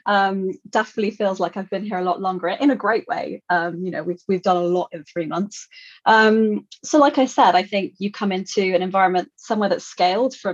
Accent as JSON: {"language": "English", "area": "Kent", "region": "South East England", "country": "United Kingdom", "tie": "born or raised there", "also_born_or_lived": "London / France", "said": "So I was born in London, raised in Kent, so in the UK, but I am half French. So my mum is French. So I've spent a lot of time in France and went to school there for a couple of years."}